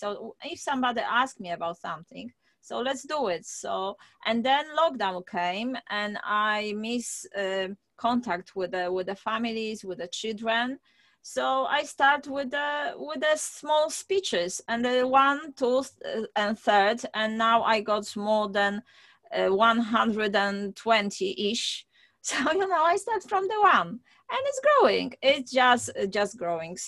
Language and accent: English; Poland; moved away as an adult; I'm originally from Poland, and I'm supposed to be a doctor because I finished medical school